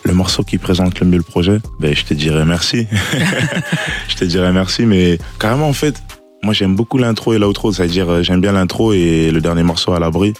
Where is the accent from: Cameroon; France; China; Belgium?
Belgium; Liège, Wallonia; la ville de Liège, de là où j'ai grandi